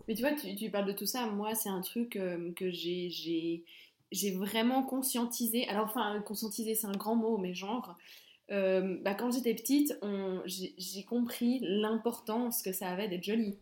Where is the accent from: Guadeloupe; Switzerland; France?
Switzerland; Belmont-sur-Lausanne, Vaud; je suis de Belmont, j'étais on va pas se mentir, hein, j'étais entourée de, de, gens qui me ressemblaient